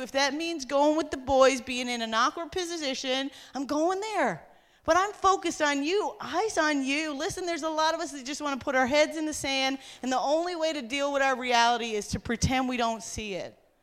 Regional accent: Newfoundland and Labrador, Canada; I come from Newfoundland where Sister Garrigus brought the gospel to the island and set it on fire.

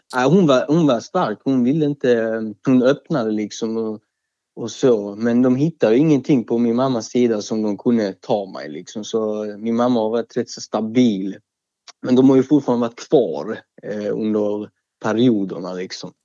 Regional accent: Malmö, Skåne, Sweden; Jag är 23 år gammal, upp född och uppvuxen i Malmö.

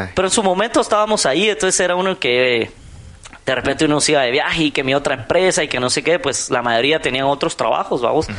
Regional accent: Guatemala; ya sabes cómo somos los chapines

